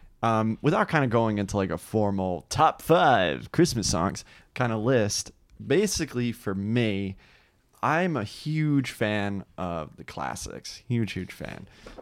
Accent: New Jersey, United States; He lives out in Seattle now, but he was a great friend of mine when I grew up in New Jersey.

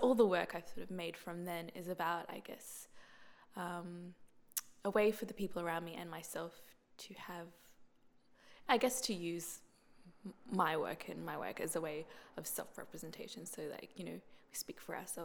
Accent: Brisbane, Queensland, Australia; I'm from Brisbane. Like, I was born, I grew up, and I live in Brisbane.

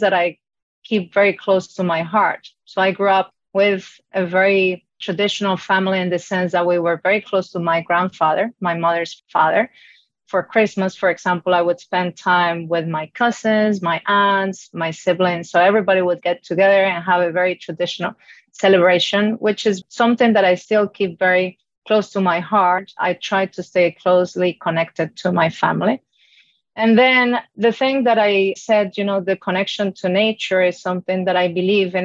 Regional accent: Colombia; born or raised there; English is a second language; moved away

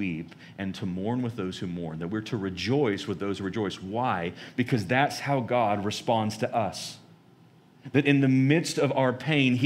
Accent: United States; as American Christians

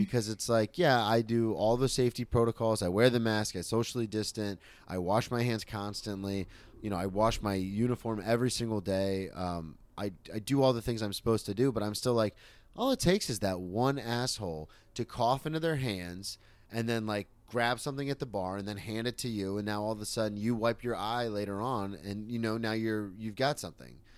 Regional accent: Florida, United States; moved away as an adult; also born or lived in Oklahoma City

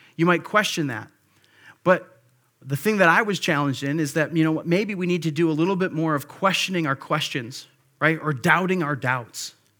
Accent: Monroe, Wisconsin, United States; also born or lived in Grand Rapids, Michigan; I was born in Grand Rapids, Michigan. I grew up in Monroe, Wisconsin. So I consider Monroe my hometown.

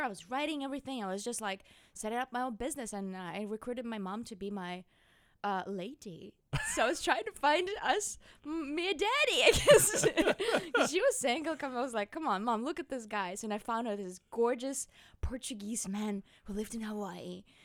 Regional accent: Magadan, Magadan Oblast, Russia; English is a second language; now in United States; I was born in northeast of Siberia, beyond the world, where the snows cover our bodies and faces and everything.

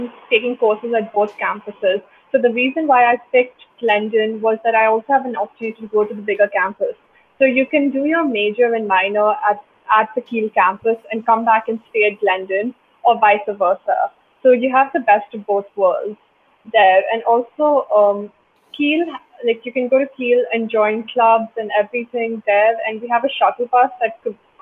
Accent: India; now in Toronto, Canada; growing up in India in that competitive education system

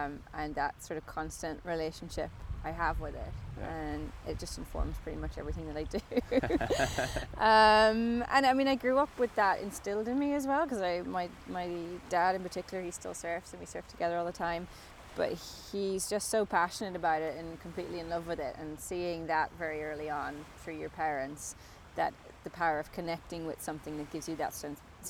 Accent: Donegal, Ulster, Ireland; I'm from Donegal in the northwest of Ireland, and I've grown up by the sea my whole life

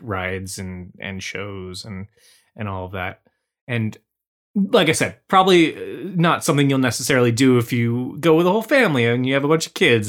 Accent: Washington, United States; our roots growing up in Washington State

